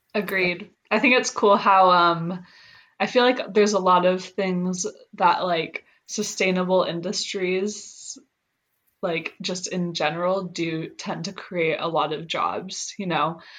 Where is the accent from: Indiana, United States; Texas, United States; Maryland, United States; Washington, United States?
Washington, United States; Seattle; moved away; I'm from Seattle